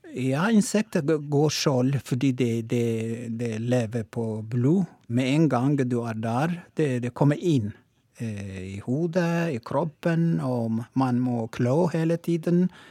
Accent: Oromo, Oromia, Ethiopia; Norwegian is a second language; moved away as an adult; now in Tromsø, Norway; opprinnelig er jeg fra Etiopia, og Romo

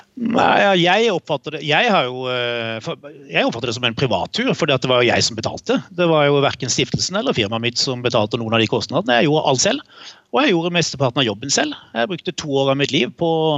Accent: Kristiansand, Agder, Norway; vi vokste jo opp i Kristiansand begge

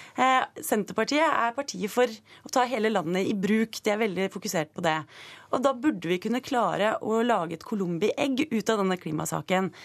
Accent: Stokke, Vestfold, Norway; jeg er fra Stokke, som er Eh, en eh, landbrukskommune

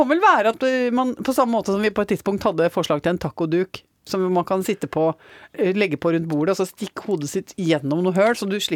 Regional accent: Innlandet, Norway; Og umiddelbart så kjente jeg igjen Kallerud prestegarden, der jeg vokste opp.

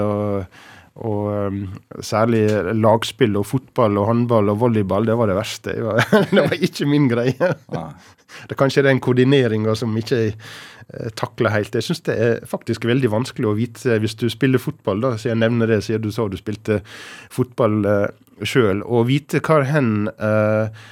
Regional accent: Hareid, Møre og Romsdal, Norway; moved away as an adult; also born or lived in Ålesund / Haramsøya; Jeg er født i Ålesund, men jeg vokste opp de første ni månedene på ei øy som heter Haramsøya, som er eh, bare et par hundre innbyggere nord for Ålesund. Men eh, etter ca. et år så flytta vi til eh, Hareid, ja. som ligger sør for Ålesund. Og der vokste jeg opp og blei til jeg var 18

